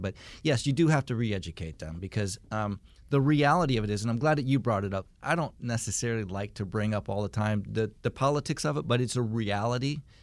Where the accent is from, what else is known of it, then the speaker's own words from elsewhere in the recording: Michigan, United States; now in Marietta, United States; I grew up in Michigan